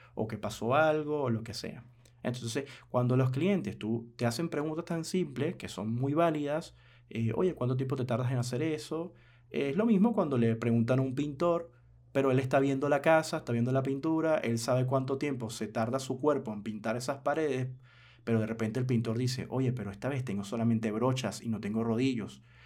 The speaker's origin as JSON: {"language": "Spanish", "country": "Venezuela", "said": "mi país, Venezuela"}